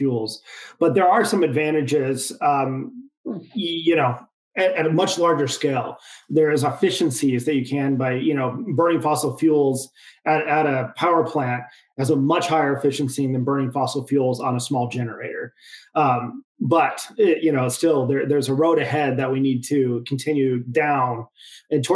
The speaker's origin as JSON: {"language": "English", "region": "Idaho", "country": "United States", "tie": "born or raised there", "moved": "yes", "lives_now": "San Diego, United States", "said": "I now live in San Diego, California, but, you know, born and raised in Idaho"}